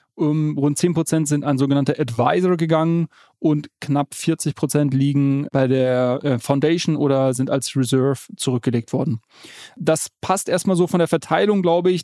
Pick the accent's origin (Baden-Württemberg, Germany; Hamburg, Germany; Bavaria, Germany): Bavaria, Germany; Munich; als Münchner kann ich dir sagen